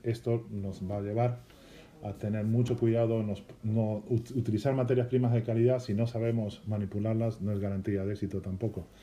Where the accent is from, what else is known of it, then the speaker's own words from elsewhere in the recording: Galicia, Spain; yo vengo de Galicia, que es una zona de mucho pan